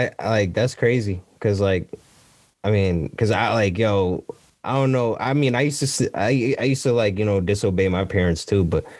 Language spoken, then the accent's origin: English; Norwalk, Connecticut, United States; When I was growing up, I grew up on Leonard Street. It's like down the street from like the Carvers, pretty much what we call Uptown Norwalk, right?